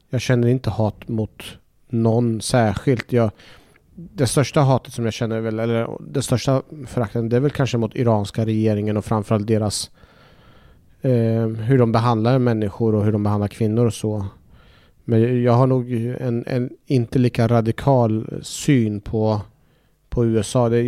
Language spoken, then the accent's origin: Swedish; Iraq; now in Sweden; jag hade ju väldigt mycket minnen från när jag växte upp i Irak